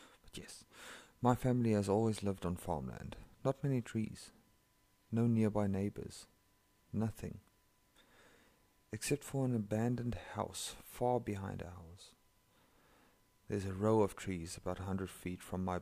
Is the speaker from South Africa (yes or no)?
yes; South Africa; first language Afrikaans; English is a second language; I'm from South Africa and that's my home language. My mother tongue is Afrikaans.